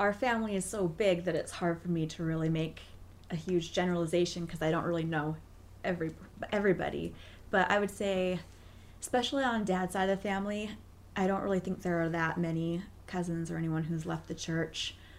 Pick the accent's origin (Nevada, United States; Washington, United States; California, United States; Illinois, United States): Washington, United States; Seattle; So just like Matt, I'm from Seattle.